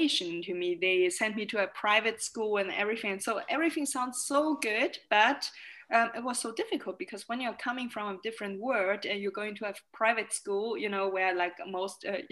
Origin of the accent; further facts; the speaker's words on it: Germany; also born or lived in Shanghai, China; I moved to Germany when I was 6 years old. I was born in Shanghai, and the first time when I went or moved here, it was really a cultural shock because I didn't speak any word of German at school